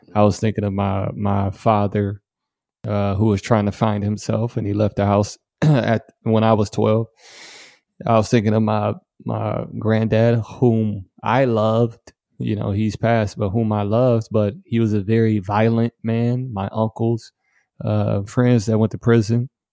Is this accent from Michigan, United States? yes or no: yes; Detroit, Michigan, United States; moved away; I grew up in Detroit, Michigan